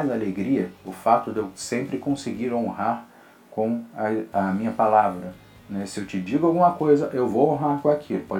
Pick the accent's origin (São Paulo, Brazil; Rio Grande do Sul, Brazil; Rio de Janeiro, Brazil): Rio de Janeiro, Brazil; E como meu sotaque, eu também não tenho tanto sotaque, apesar de ser carioca mesmo. Né? Tem algumas pessoas que acham que eu sou até paulista ou paulistano, mineiro, tem gente que confunde muito.